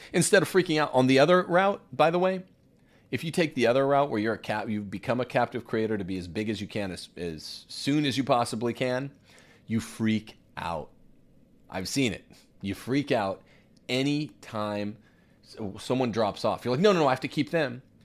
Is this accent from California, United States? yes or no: yes; Bakersfield, California, United States; I'm from Bakersfield